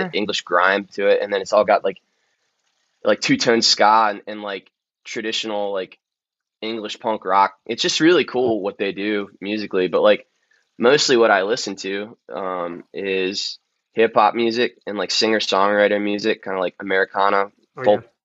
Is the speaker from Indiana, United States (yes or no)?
no; Maryland, United States; I'm very, very proud to be from Maryland